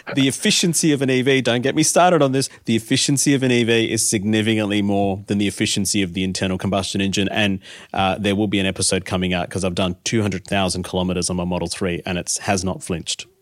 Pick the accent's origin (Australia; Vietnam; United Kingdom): Australia; Adelaide, South Australia; I grew up in Adelaide.